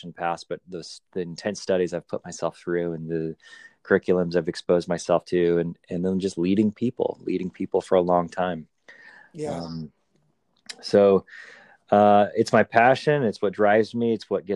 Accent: Southwest, United States; where I grew up in the Southwest, I was the only white kid in a Hispanic community

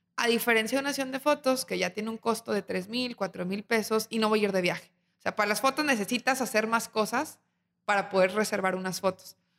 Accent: Torreón, Coahuila, Mexico; now in Monterrey, Mexico; yo vengo de Torreón y Torreón tiene más de cien años

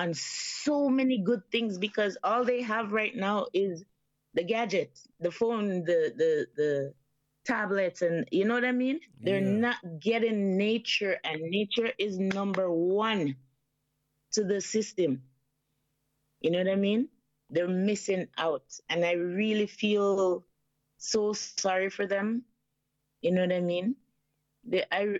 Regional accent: Portland, Jamaica; moved away as an adult; now in Canada; I was born in the beautiful parish of Portland, Jamaica. And then I migrated to Canada, you know, in 95.

